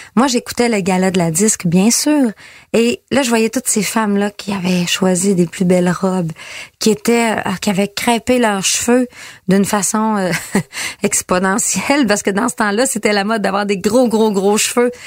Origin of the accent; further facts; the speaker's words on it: Girardville, Quebec, Canada; je viens de Girardville, petit village juste à côté.